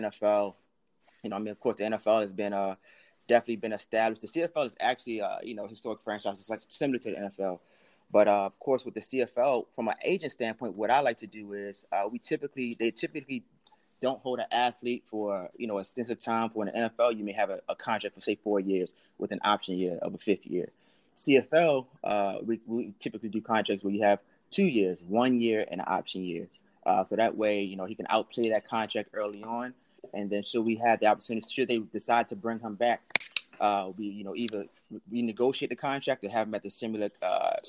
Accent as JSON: {"language": "English", "town": "Baltimore", "region": "Maryland", "country": "United States", "tie": "born or raised there", "said": "I grew up in Baltimore, Maryland"}